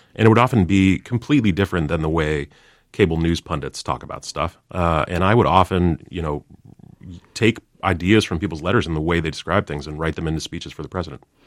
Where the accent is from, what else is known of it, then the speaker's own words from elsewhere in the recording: Chicago, Illinois, United States; Barack Obama and I have in common, uh, we're both from Chicago